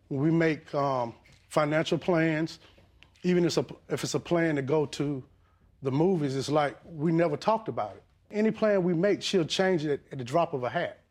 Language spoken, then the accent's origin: English; the South, United States; now in Georgia, United States; I'm old school from the South.